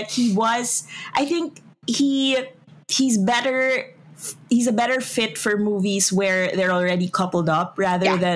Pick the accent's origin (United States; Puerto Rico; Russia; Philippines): Philippines; heart as a Filipino.